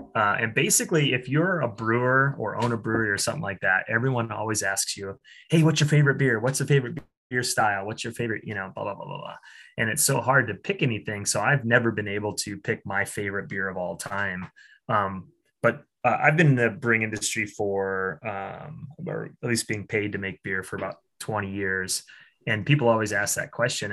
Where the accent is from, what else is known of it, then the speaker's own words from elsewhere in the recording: Iowa, United States; I uh, was born and raised in Iowa